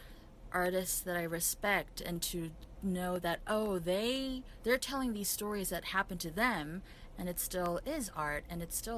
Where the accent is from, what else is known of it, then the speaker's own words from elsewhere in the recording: South Korea; moved away; growing up in Korea mostly I wasn't really exposed to the stand-up comedy culture